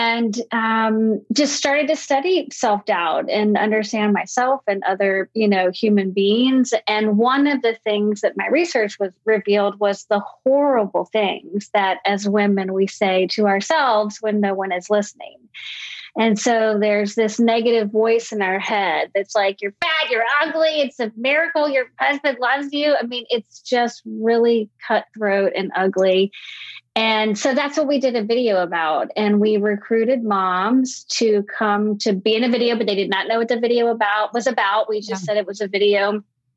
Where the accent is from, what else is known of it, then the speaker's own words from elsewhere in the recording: Richmond, Virginia, United States; born and raised in Richmond, Virginia